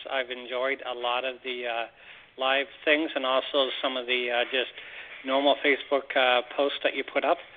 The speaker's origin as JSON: {"language": "English", "country": "Canada", "said": "as a Canadian"}